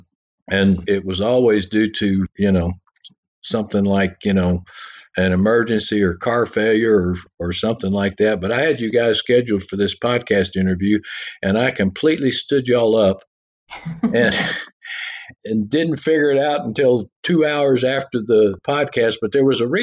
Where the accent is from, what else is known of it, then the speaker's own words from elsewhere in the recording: Texas, United States; those of us from Texas